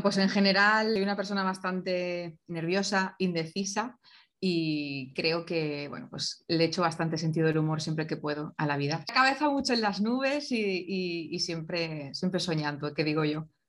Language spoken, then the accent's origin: Spanish; Valencia, Valencian Community, Spain; nací en Valencia